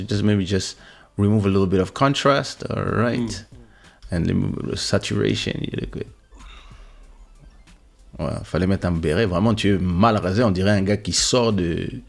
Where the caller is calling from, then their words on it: Florida, United States; I'm watching from Florida. It's extremely cold and it's 7:52 p.m.